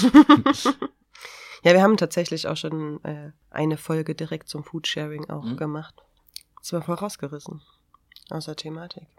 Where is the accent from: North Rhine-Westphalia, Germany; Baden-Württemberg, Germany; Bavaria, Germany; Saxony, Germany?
Saxony, Germany; Chemnitz; hier bei uns in Chemnitz halt, weil ich Sozialarbeiterin bin